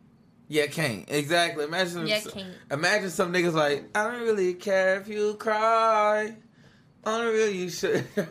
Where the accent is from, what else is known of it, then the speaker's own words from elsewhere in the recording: West Coast, United States; I'm from the West Coast, so everybody's expecting me like, oh, …, …, you know, that those type of people.